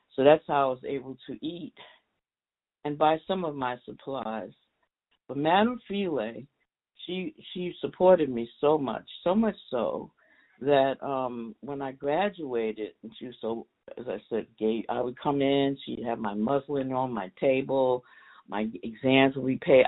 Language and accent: English; New York City, New York, United States; also born or lived in Queens, New York; I was born and raised in East Harlem, 108th Street in the projects